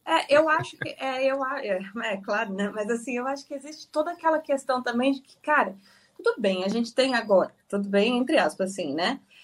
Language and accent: Portuguese; Itapecerica da Serra, São Paulo, Brazil; eu estou aqui isolada em Tapsirica da Serra, na casa onde eu cresci a minha infância inteira. Mudei daqui aos 20 anos.